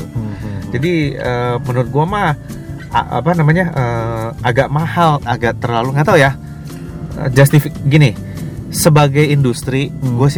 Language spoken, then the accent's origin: Indonesian; Bandung, West Java, Indonesia; now in Serpong, Indonesia; Jadi dari kecil itu gue selalu uh, nyetir dari hmm. Bandung ke karena bokap gue tuh setiap uh, liburan sekolah tuh pasti pulang ke Pekalongan gitu.